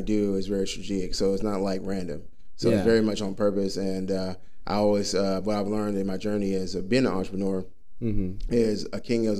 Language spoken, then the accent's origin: English; Dallas, Texas, United States; moved away as an adult; now in Arizona, United States; he brought me here from Texas. I'm originally from Dallas, Fort Worth. I'm a native there.